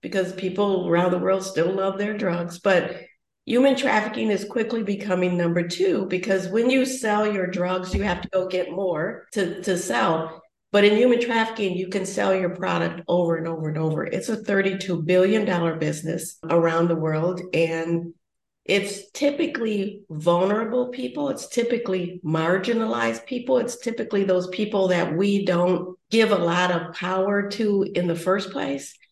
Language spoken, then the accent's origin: English; United States